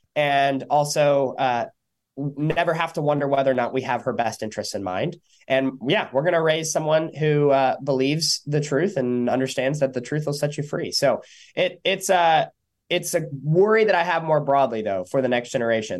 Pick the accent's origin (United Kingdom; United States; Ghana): United States; San Diego, California; my hometown